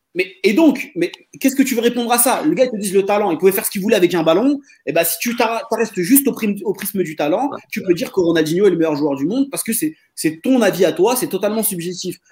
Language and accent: French; Marseille, Provence-Alpes-Côte d'Azur, France; en tant que Marseillais